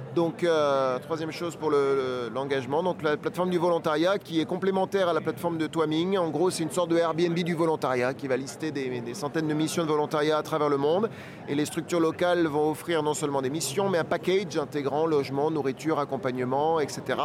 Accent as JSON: {"language": "French", "country": "France", "said": "je suis français"}